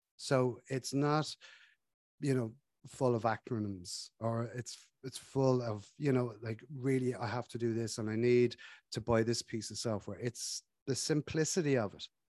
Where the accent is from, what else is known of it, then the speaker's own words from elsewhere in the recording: Ireland; we're from Ireland, we drink a lot of tea